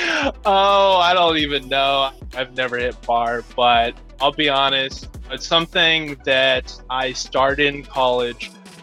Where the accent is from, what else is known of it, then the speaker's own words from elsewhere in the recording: Austin, Texas, United States; I grew up here in Austin, Texas